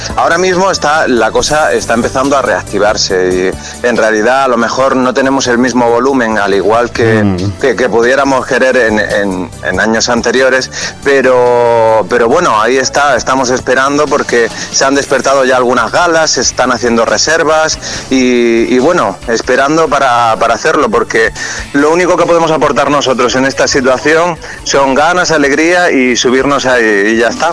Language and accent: Spanish; Almería, Andalusia, Spain; moved away; yo estoy en Almería, ¿no? Estoy en mi tierra.